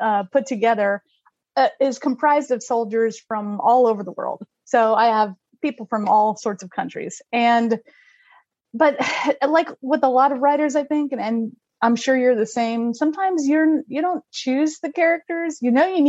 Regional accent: Texas, United States; I was born and raised in Texas.

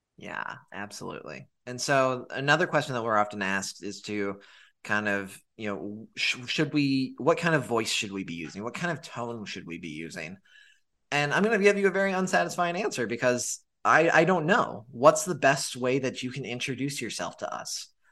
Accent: Montana, United States; moved away; I'm originally from Montana

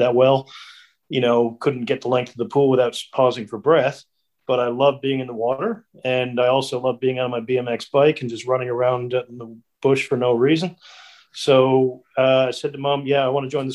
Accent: Corner Brook, Newfoundland and Labrador, Canada; also born or lived in Australia; now in New Zealand; I'm from a little town called Cornerbrook, Newfoundland in Canada.

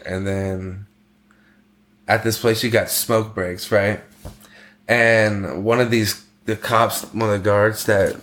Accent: United States; moved away as an adult; also born or lived in China; being American

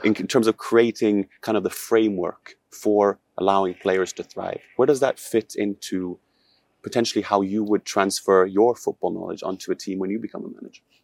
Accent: Norway; I'm from Norway

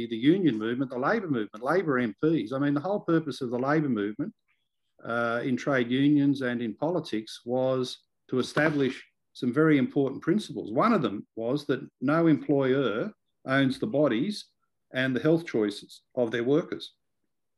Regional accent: Liverpool, New South Wales, Australia; I grew up in Liverpool, which has been one of these LGAs of concern

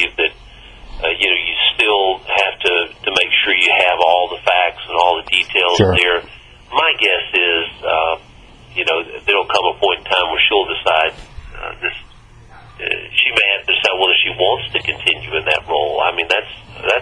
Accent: Mississippi, United States; my home state of Mississippi

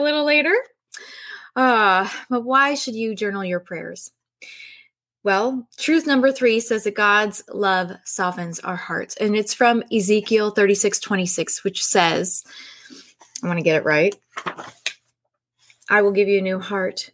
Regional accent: San Diego, California, United States; I'm actually from San Diego

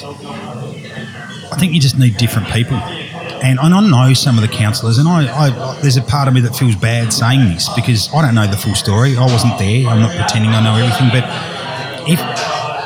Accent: Tasmania, Australia; also born or lived in Hervey Bay, Australia; now in Moreton Bay, Australia; my home state of Tassie

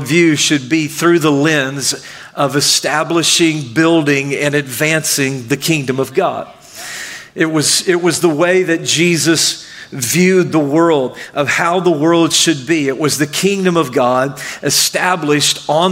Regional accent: Arkansas, United States; also born or lived in Mississippi / Michigan; now in Florida, United States; I grew up in Arkansas, and I lived in Mississippi, and then I lived in Michigan for a while, and I've been in Florida for a long while now.

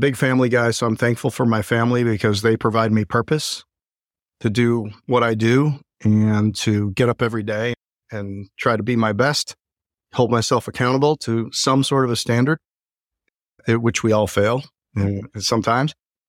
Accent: Chicago, Illinois, United States; I came out there from Chicago. So a little culture shock for everybody involved

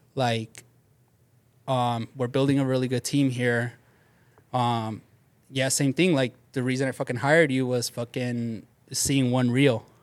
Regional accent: Bell, California, United States; I grew up in Bell

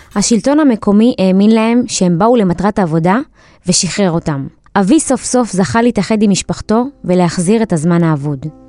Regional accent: Beersheba, Southern District, Israel; אני בת 28 מבאר שבע

